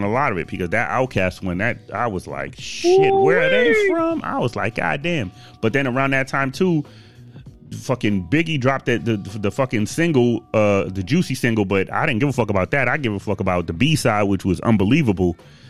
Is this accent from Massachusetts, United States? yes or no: yes; Boston, Massachusetts, United States; And you gotta think, I came from Boston. So, I mean, shit. We didn't listen to that shit at all.